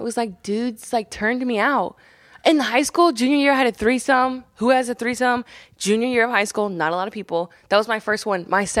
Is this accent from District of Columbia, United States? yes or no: no; Columbus, Indiana, United States; Columbus, Indiana.